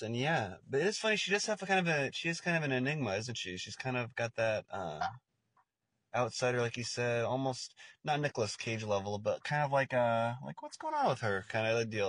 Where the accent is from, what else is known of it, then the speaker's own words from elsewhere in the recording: Portland, Oregon, United States; oh, Portland, Oregon, the best city on earth.